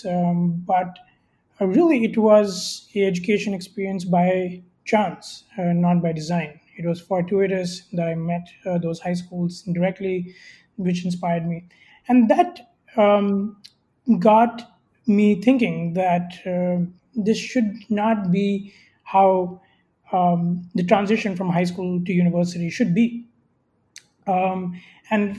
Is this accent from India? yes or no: yes; India; I grew up in India